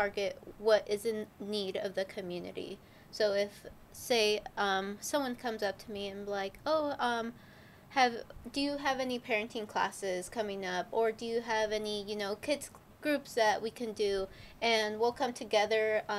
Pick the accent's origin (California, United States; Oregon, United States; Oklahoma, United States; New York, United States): California, United States; I am from California